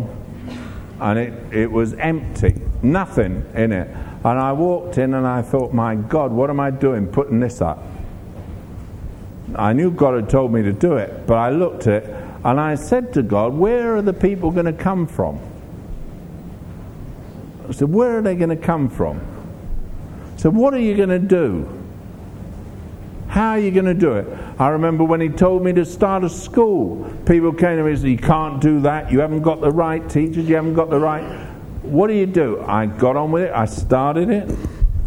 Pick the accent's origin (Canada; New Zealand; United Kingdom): United Kingdom; England; I'm from England.